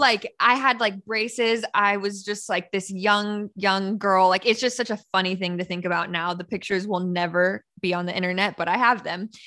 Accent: Northern California, United States; I'm actually from Northern California, born and raised in California

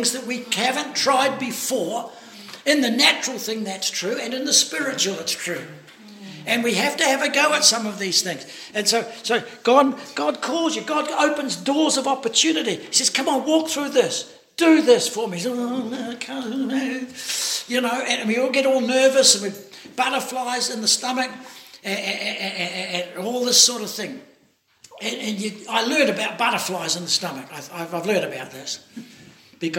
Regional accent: New Zealand; I'm from New Zealand

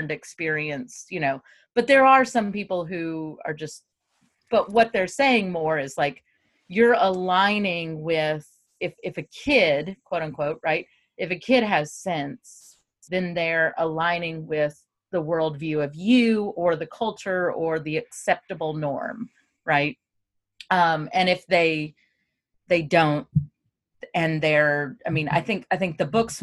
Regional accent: the South, United States; moved away; also born or lived in Memphis; So I grew up in the South

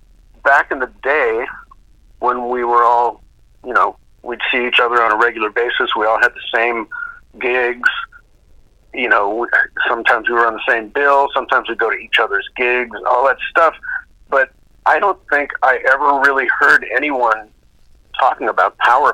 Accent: Duluth, Minnesota, United States; I was from Duluth, Minnesota.

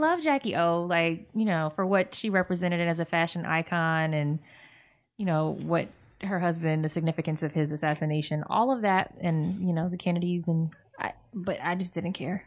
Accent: Virginia, United States; we're from Virginia

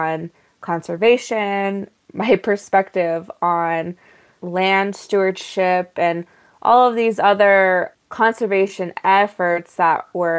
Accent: Sandia Pueblo, New Mexico, United States; I am from Sandia Pueblo

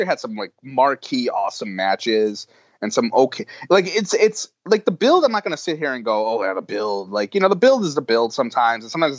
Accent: Buffalo, New York, United States; now in New York City, United States; I am here as the unofficial expat who has been in New York City since 2002. And I can tell you that when I tell people I'm from Buffalo

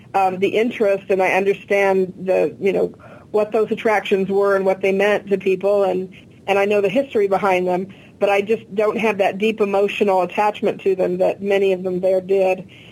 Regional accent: Glendale, California, United States; I was born in Glendale and raised nearby

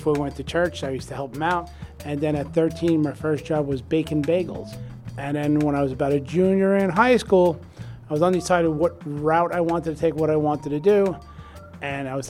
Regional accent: New York, United States; Growing up in New York

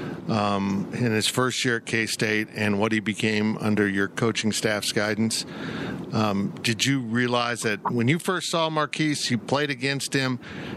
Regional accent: Kansas, United States; I've been in Kansas almost my whole life

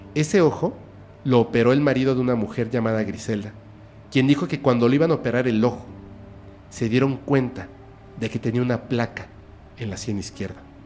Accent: Mexico; soy mexicano

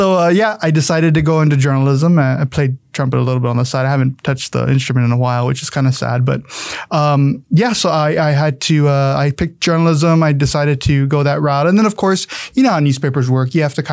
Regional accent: San Antonio, Texas, United States; Yeah, I grew up in San Antonio. I'm from the south side of town. Deep south. When you think of south, you think of Southwest Military, but I'm way far out there on 1604 going to Lasoya, Texas. Way out there, I went to Southside High School.

